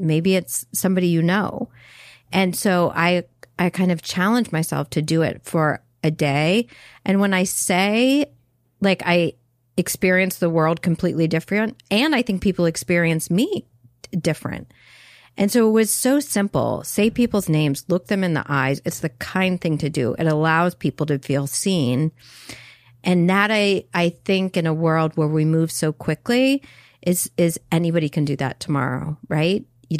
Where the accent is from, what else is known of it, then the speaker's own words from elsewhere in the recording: North Carolina, United States; Yeah, I'm a dude from North Carolina.